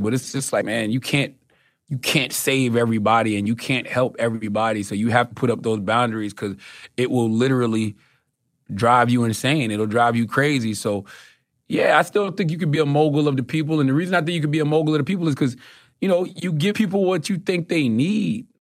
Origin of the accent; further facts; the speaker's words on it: Moncks Corner, South Carolina, United States; I'm from Moss Corner, South Carolina.